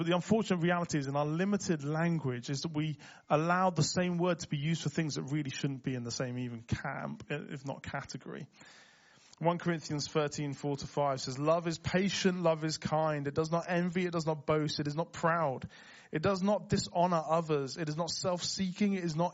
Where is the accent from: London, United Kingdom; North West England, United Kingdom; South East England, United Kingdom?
North West England, United Kingdom; Liverpool; accent: Scouse; moved away; I grew up in Liverpool, so I can go fully Scouse